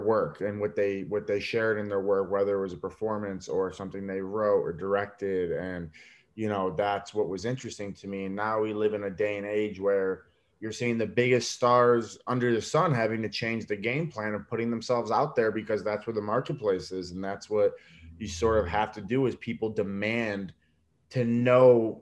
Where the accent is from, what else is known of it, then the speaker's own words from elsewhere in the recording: New York, United States; I'm Italian from New York